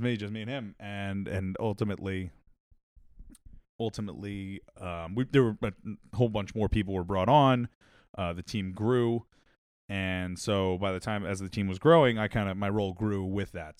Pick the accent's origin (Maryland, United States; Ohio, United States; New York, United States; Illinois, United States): New York, United States; Long Island; I grew up on Long Island